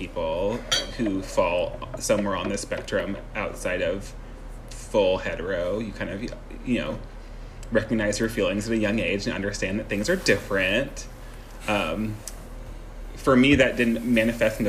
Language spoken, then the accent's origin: English; Seattle, Washington, United States; moved away as an adult; also born or lived in Santa Clara, California / Brooklyn, New York; now in New Orleans, United States; I was born May 19th, 1989 in Seattle, Washington.